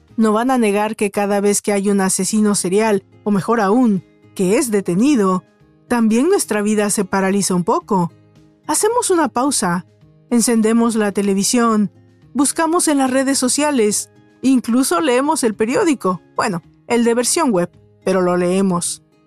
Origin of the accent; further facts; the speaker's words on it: Mexico; En México, mi país de origen